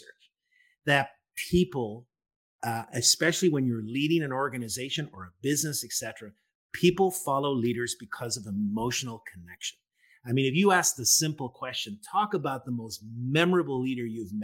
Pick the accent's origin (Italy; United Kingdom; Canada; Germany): United Kingdom; Northern Ireland; I'm from Northern Ireland, and my generation, I was born in the late 60s